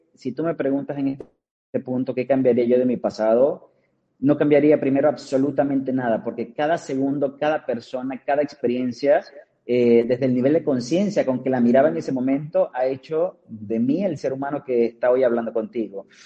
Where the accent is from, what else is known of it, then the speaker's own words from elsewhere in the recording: Maracaibo, Zulia, Venezuela; moved away as an adult; now in Cancún, Mexico; nazco en Maracaibo, Estado Zulia, eh, es la segunda capital de Venezuela.